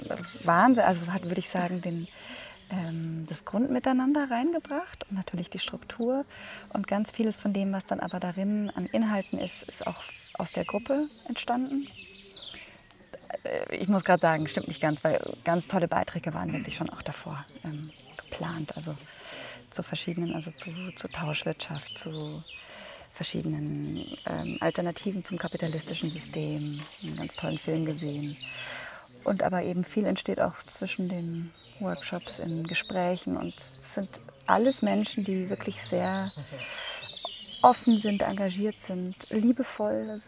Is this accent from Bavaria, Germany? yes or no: yes; Munich, Bavaria, Germany; now in Berlin, Germany; Ich komme ursprünglich aus München und lebe aber gerade in Berlin